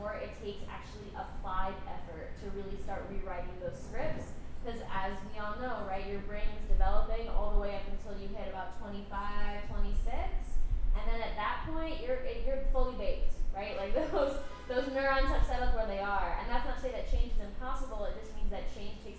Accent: Texas, United States; I was growing up in Texas

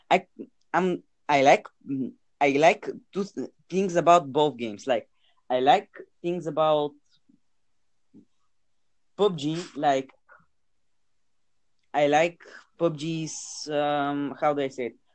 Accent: United States; I am from the United States.

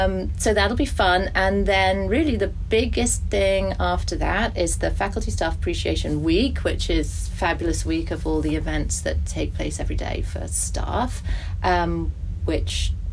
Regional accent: Germany; moved away; I grew up in Germany. There were no, in the 70s, long time ago.

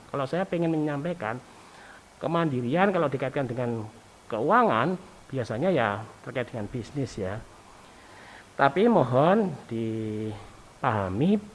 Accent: Java, Indonesia; Coba saja kalau kita orang Jawa itu kan eh, kalau ketemu orang tua atau orang yang belum dikenal di jalan

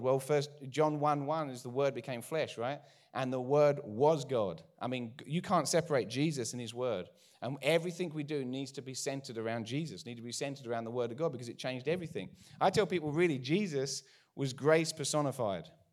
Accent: United Kingdom; accent: English; moved away as an adult; now in United States; I'm from out east, way out east, from the U K originally, moved here thirteen years ago. Haven't lost our accents

